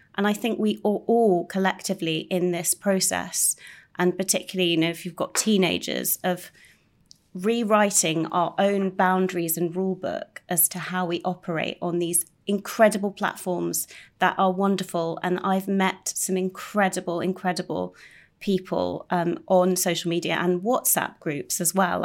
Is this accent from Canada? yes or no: no; United Kingdom; being quite British